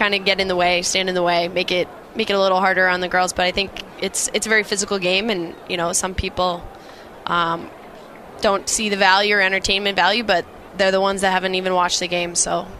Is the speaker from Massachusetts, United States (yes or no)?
yes; Acton, Massachusetts, United States; Yeah, so I grew up in Acton, Mass. Played, public hockey and club hockey, and then I ended up transferring to Noble and Greenough School out of Dedham, Mass.